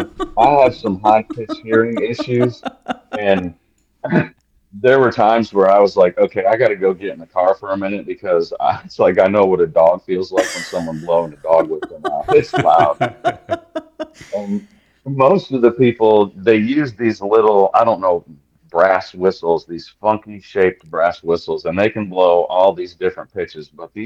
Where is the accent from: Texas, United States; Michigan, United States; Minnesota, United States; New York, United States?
Michigan, United States; Parchment; moved away; Kalamazoo, Parchment, Michigan, to be exact.